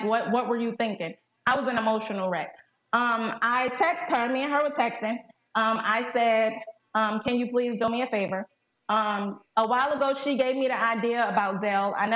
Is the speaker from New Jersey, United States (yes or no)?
no; North Carolina, United States; I'm from North Carolina